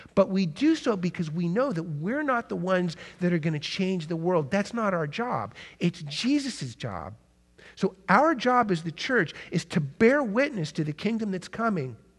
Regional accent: United States; as modern American, twenty-first century Christians

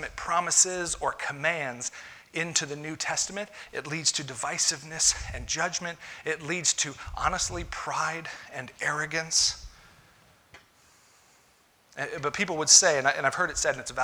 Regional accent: United States; I'm an American

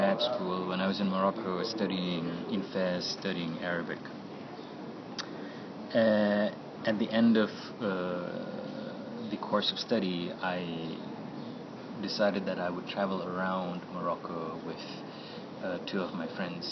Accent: Nepal; moved away; I was from Nepal

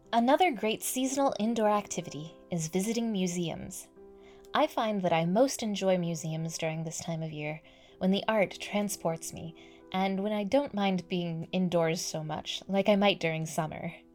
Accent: California, United States; also born or lived in Japan; I am speaking as a Californian

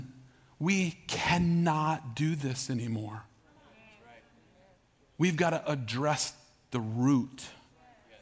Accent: Norman, Oklahoma, United States; moved away; I grew up in Norman, Oklahoma.

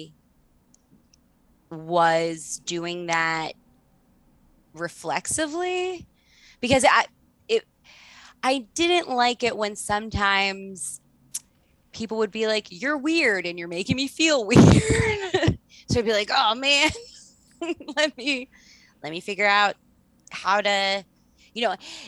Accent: Baltimore, Maryland, United States; also born or lived in Canada; So when I started going to school, I still had a pretty distinctive Canadian accent. I was going to school in Baltimore City

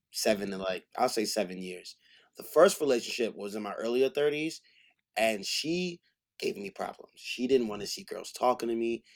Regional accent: New York City, New York, United States; I'm from Frockaway, Queens, I'm from the hood

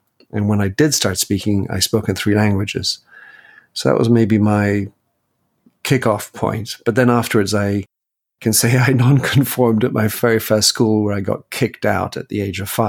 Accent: England, United Kingdom; moved away; also born or lived in Belgium; I was born to American parents. I have a U.S. passport. I also have a French passport, but I was born in Belgium and I was raised in England and or at least educated in England.

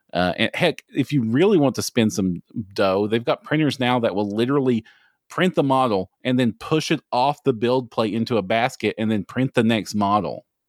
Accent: Kentucky, United States; if you can tell from the accent, I'm from Kentucky

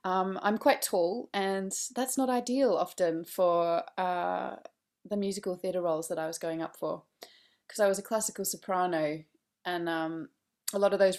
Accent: Australia; But anyway, so I grew up in Australia, and actually mainly studied classical music.

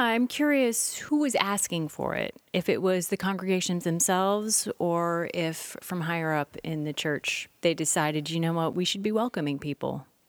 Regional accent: Midwest, United States; now in Oregon, United States; I grew up in the Midwest

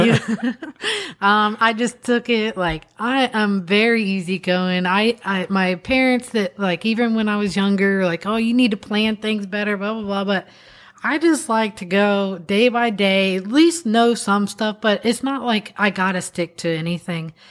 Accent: Florida, United States; we're from Florida

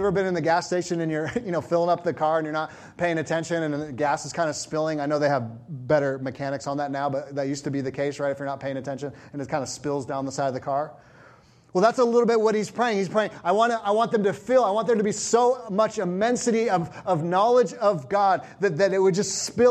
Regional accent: California, United States; I was from California

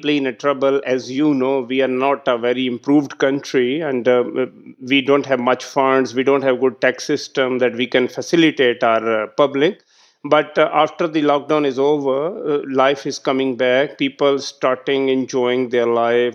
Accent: Pakistan; I was the district head of my hometown

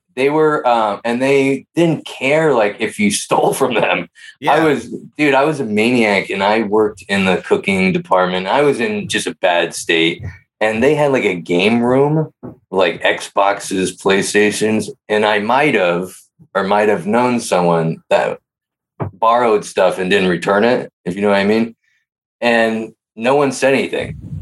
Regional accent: Pleasanton, California, United States; I grew up in Pleasanton

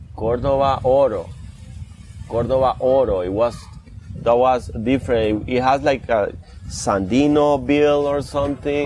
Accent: Guápiles, Limón, Costa Rica; moved away; I grew up there

